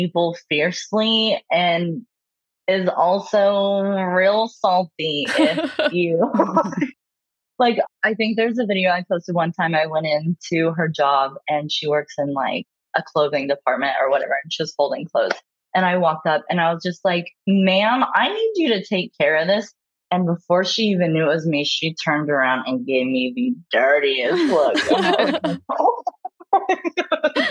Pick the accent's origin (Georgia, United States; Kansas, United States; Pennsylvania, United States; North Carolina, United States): Kansas, United States; I am from Kansas and I am from a conservative family